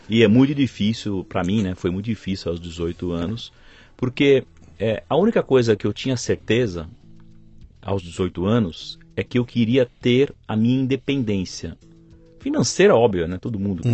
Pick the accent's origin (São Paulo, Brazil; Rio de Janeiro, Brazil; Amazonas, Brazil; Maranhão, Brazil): São Paulo, Brazil; Nasci em São Paulo e aqui vivo até hoje